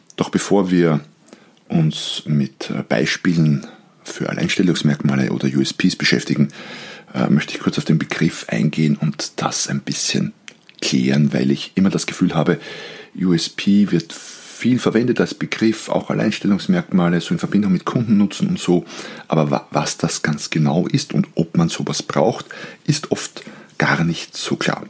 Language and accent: German; Austria; als Österreicher, und wir sind bekannt für unsere Grauzonen in gewissen Bereichen, Als Österreicher